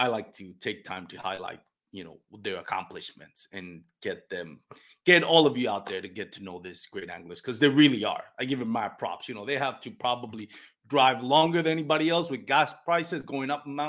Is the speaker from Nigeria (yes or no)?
no; Puerto Rico; first language Spanish; English is a second language; moved away; I'm from Puerto Rico. My first language is Spanish